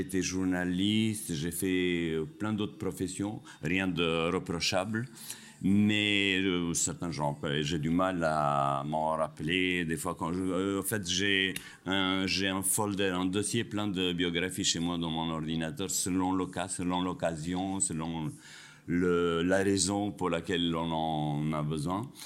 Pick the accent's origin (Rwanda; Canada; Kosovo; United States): Kosovo; also born or lived in France; now in Spain; je suis kosovar d'origine, je suis euh, français d'adoption, je suis espagnol de résidence